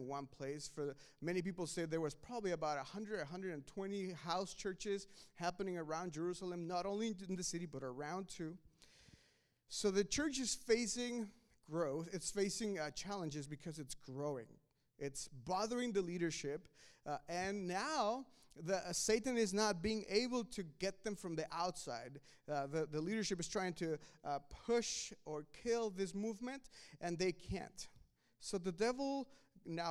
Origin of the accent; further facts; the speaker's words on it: Mexico; now in United States; I was born in Mexico